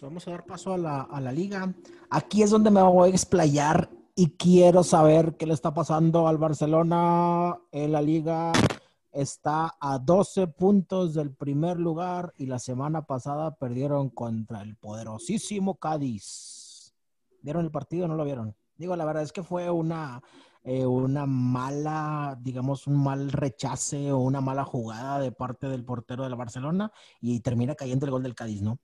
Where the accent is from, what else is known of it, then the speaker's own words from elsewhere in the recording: Mexico; uno, como mexicano